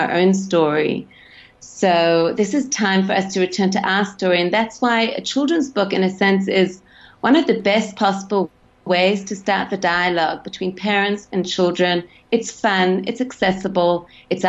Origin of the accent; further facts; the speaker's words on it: Sydney, New South Wales, Australia; moved away; I grew up in Sydney.